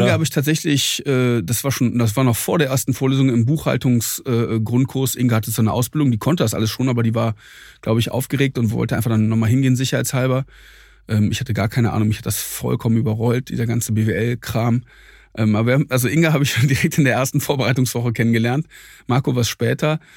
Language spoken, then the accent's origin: German; Troisdorf, North Rhine-Westphalia, Germany; eine kleine hessische Stadt äh, neben Siegburg und Köln.